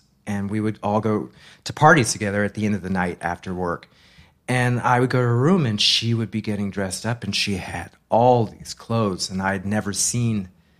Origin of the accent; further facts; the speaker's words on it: Massachusetts, United States; In Massachusetts.